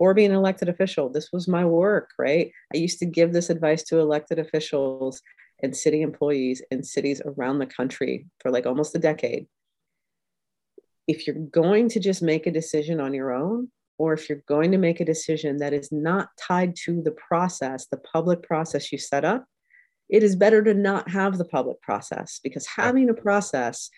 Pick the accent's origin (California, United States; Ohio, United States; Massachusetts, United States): Ohio, United States; Columbus; I'm from Columbus, Ohio